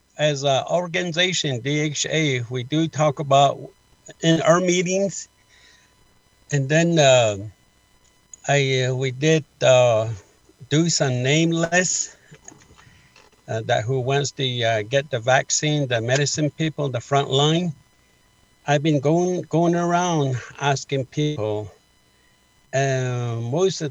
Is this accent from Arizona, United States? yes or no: yes; Many Farms, Arizona, United States; I was born and raised in many farms as a traditional culture way